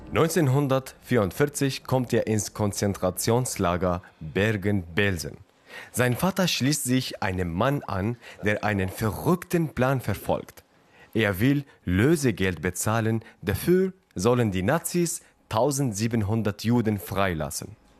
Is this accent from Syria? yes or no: yes; Syria; moved away as an adult; Ich bin 2011 selbst aus Syrien geflohen über den Landweg